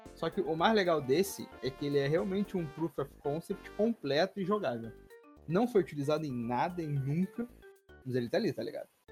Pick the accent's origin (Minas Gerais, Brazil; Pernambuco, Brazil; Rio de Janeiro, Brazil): Rio de Janeiro, Brazil; eu, sou do Rio de Janeiro